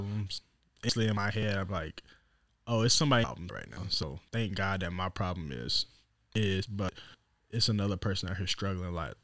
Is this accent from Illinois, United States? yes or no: yes; Southern Illinois, United States; now in Des Moines, United States; I'm originally from Southern Illinois. Grew up in a two-parent home